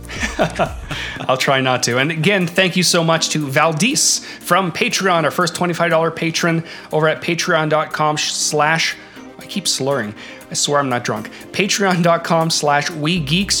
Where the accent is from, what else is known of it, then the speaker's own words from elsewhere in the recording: Canada; having been born and raised in Canada